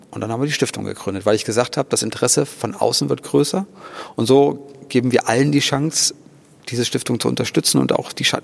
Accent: Thuringia, Germany; ich komme aus Thüringen

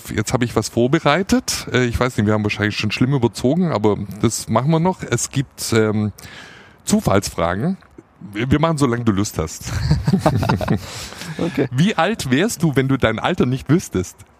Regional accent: Swabia, Baden-Württemberg, Germany; accent: Swabian; first language Standard German and Swabian; ich bin ja zweisprachig aufgewachsen, Hochdeutsch und Schwäbisch. Und äh, ich bin auch Schwabe aus Passion

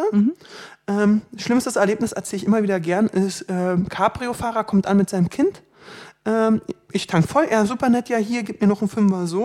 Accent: Berlin, Germany; 29 Jahre alt. Mm, du wohnst in Berlin? Ich wohne in Berlin. Ich bin Berliner, ich kann auch anders reden.

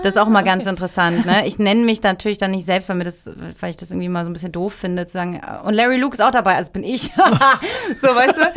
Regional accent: Heidelberg, Baden-Württemberg, Germany; moved away as an adult; also born or lived in Berlin / Cologne / Barcelona / Munich; now in Heidelberg, Germany; Ich komme nach Heidelberg, meine Familie wohnt dort und es ist meine Heimat

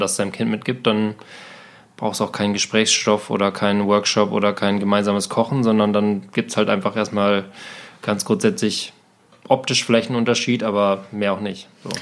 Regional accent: Germany; ich komme aus Deutschland

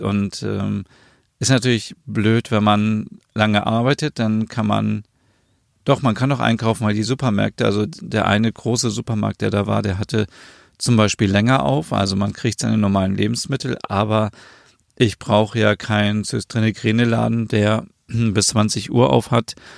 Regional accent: Germany; bei uns in Deutschland

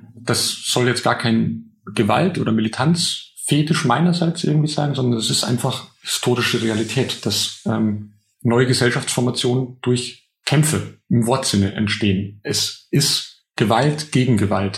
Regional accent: Altötting district, a small village in Upper Bavaria, Germany; now in Berlin, Germany; ich bin in einem kleinen oberbayerischen Dorf aufgewachsen im Landkreis, der siebzig Prozent C S U-Wählerinnen hat

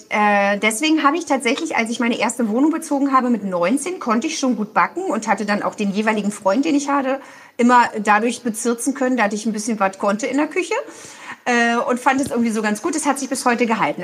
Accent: Berlin, Germany; moved away as an adult; now in Cologne, Germany; Ich bin ja Berlinerin und wohne in Köln und arbeite in Berlin

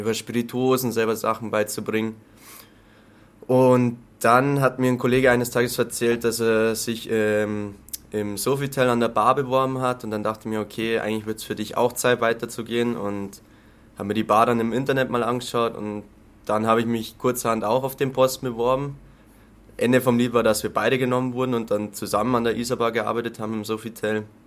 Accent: near Landshut, Lower Bavaria, Germany; accent: Lower Bavarian; now in Munich, Germany; Ich komme aus der Nähe von Landshut, aus dem schönen Niederbayern. Was man manchmal in meinem Dialekt vielleicht auch durchblitzen hört.

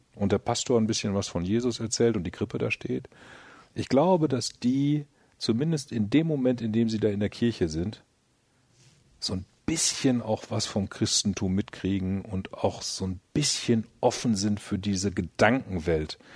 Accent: Münster, North Rhine-Westphalia, Germany; komm aus Münster

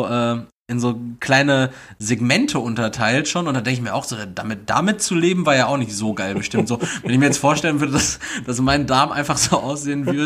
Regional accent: North Rhine-Westphalia, Germany; bei uns in NRW

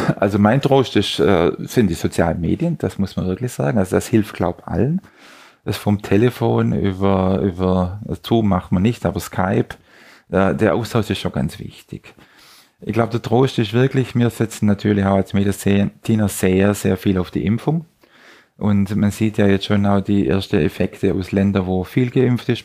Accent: Southern Germany, Germany; moved away; Ich bin aus Süddeutschland.

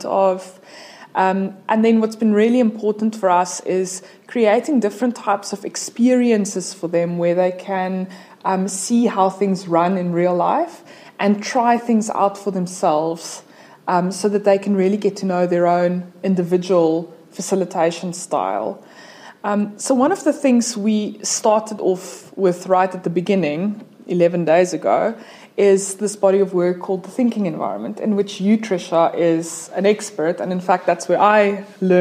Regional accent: Cape Town, Western Cape, South Africa; I'm South African and from Cape Town

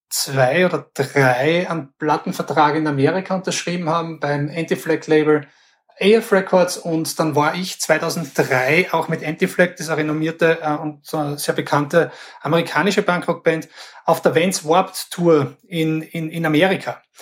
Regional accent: Graz, Styria, Austria; wie gesagt, ich bin in Graz aufgewachsen und äh, so Mitte der 90er war, war, war meine Jugend, wo ich auch angefangen habe, Musik zu machen.

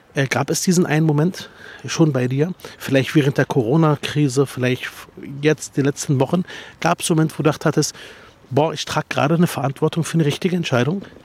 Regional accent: Berlin, Germany; ich komme aus Spandau

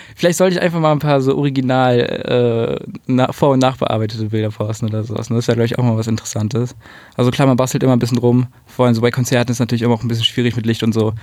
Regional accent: Berlin, Germany; Ich bin in Berlin geboren, in Spandau aufgewachsen.

